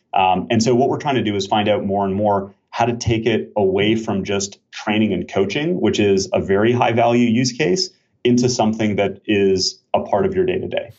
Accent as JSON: {"language": "English", "country": "Canada", "also_born_or_lived": "Switzerland / Israel", "moved": "yes", "lives_now": "Bay Area, United States", "said": "I'm Canadian originally"}